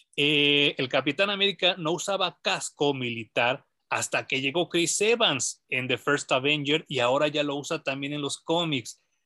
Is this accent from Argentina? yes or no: no; Mexico; como mexicano